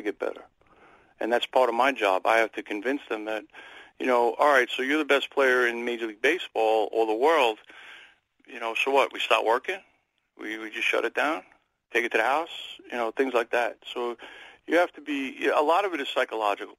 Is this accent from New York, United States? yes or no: yes; New York City, New York, United States; I'm from Queens, New York